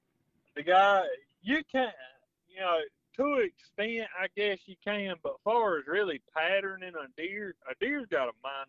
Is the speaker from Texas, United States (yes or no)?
yes; Texas, United States; Well, I'm from Texas, and I don't like dog hunting.